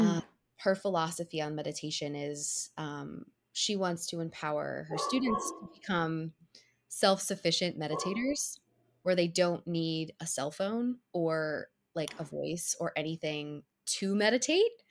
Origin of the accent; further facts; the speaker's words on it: Cincinnati, Ohio, United States; now in New York City, United States; I grew up in Cincinnati, Ohio